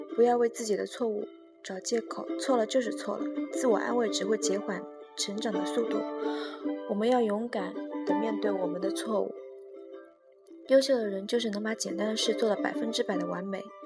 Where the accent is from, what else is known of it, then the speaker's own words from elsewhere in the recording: China; 我们中国人